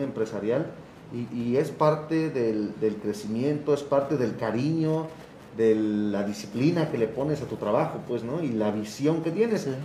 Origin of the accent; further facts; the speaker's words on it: Oaxaca, Mexico; tenemos que pintar como oaxaqueños